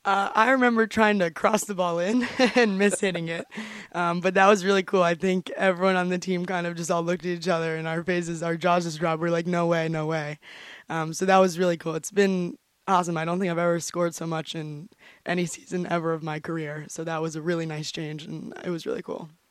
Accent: St. Augustine, Florida, United States; moved away as an adult; now in New Hampshire, United States; I'm from St. Augustine, Florida

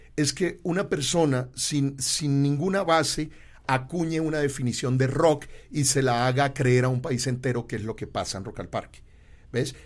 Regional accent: Colombia; yo soy colombiano

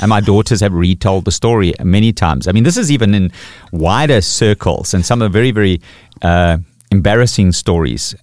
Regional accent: KwaZulu-Natal, South Africa; also born or lived in Pretoria; in my experience in Natal, growing up with Zulu people

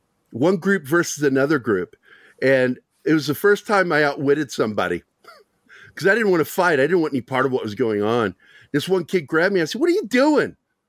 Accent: Ireland; Okay, I'm Irish, and I don't know what that means.

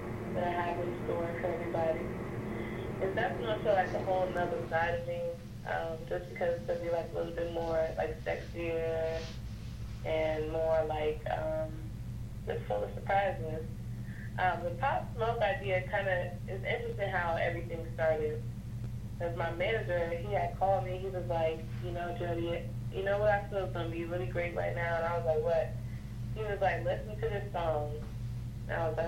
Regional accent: Washington, District of Columbia, United States; moved away; also born or lived in Raleigh, North Carolina; I'm originally, 202571 baby, so Washington, D.C.

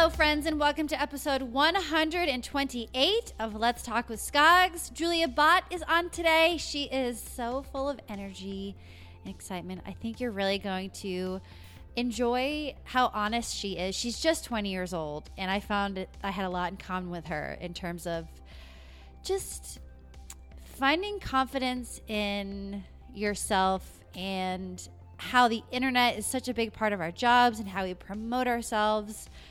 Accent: Lincoln, Rhode Island, United States; I grew up in Lincoln, Rhode Island, snooze town, U S A.

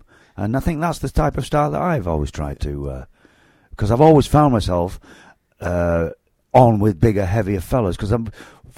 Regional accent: Manchester, North West England, United Kingdom; I was born and bred in Manchester

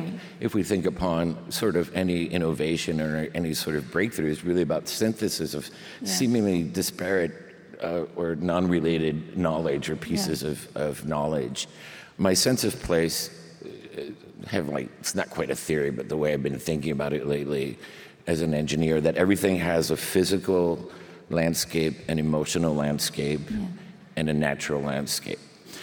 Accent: Spain; born there; because I was born in Spain and they tack them all on.

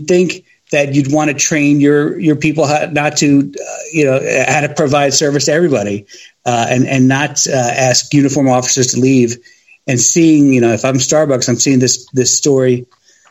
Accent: New York, United States; now in Washington, D.C. area, United States; I'm from New York originally

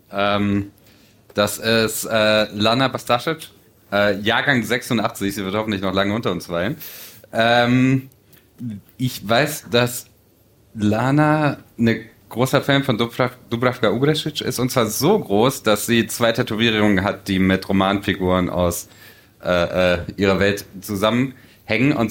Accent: Tuzla, Federation of Bosnia and Herzegovina, Bosnia & Herzegovina; Also streng genommen komme ich aus Tusla, aber okay, okay.

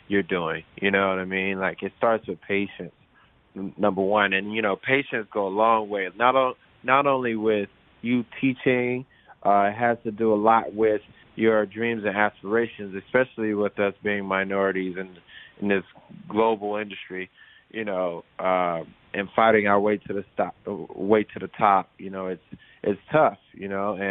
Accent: Miami, Florida, United States; moved away as an adult; now in Los Angeles, United States; I actually was born and raised in Miami, Florida.

